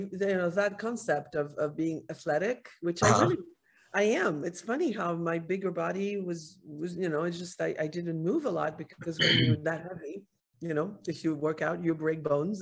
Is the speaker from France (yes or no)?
yes; Paris, Île-de-France, France; moved away as an adult; now in United States; I'm from France, Paris. I escaped a little bit in my early 20s. I had come to the States when I was 18